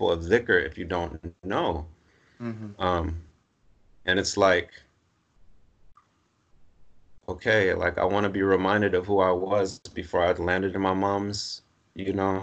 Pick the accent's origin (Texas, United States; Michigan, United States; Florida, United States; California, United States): California, United States; Los Angeles; I'm from Los Angeles, Southern California. So I grew up in sunny, warm weather.